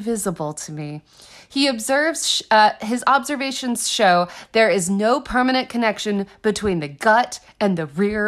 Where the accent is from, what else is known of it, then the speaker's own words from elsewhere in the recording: Austin, Texas, United States; I grew up in Austin